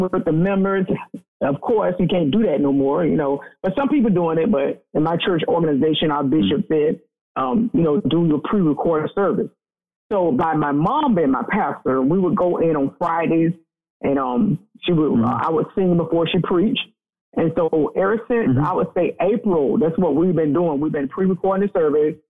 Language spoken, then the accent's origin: English; Fort Myers, Florida, United States; growing up in Fort Myers, it's a small town in Florida